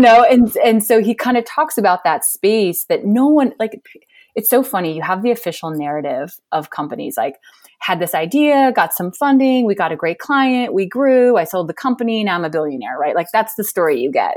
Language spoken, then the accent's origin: English; Montana, United States; I'm from Montana, fifth generation. I've lived here a lot of my life, not all of my life, but most of it.